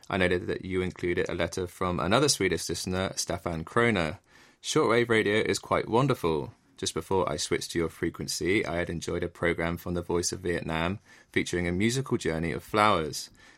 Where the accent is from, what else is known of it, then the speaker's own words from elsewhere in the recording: England, United Kingdom; As an Englishman, I have to say that I definitely approve of the strawberries and cream, and many of my friends back home will be enjoying some right now as the Wimbledon tennis tournament is in full swing.